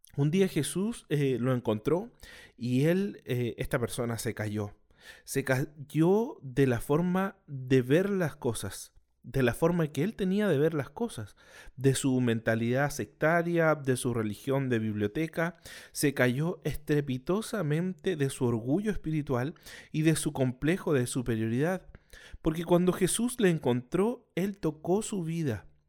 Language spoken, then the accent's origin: Spanish; Chile; soy chileno.